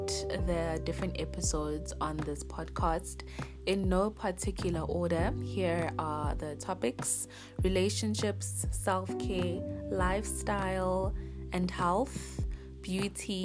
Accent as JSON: {"language": "English", "town": "Johannesburg", "region": "Gauteng", "country": "South Africa", "tie": "born or raised there", "also_born_or_lived": "Manzini, Eswatini / Polokwane, South Africa", "said": "I was born in Swaziland, Manzini. And when I was about 1 or 2 years old, I moved to Polokwane. And then after that, I think I was like 9 or 10, we moved to Johannesburg"}